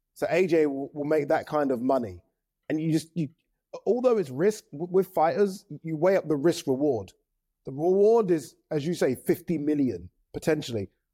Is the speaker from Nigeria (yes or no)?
yes; Nigeria; as a Nigerian